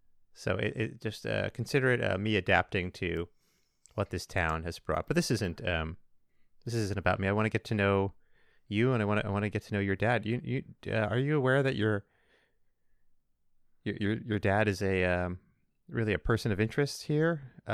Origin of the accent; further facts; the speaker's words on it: Los Angeles, California, United States; I'm from Los Angeles.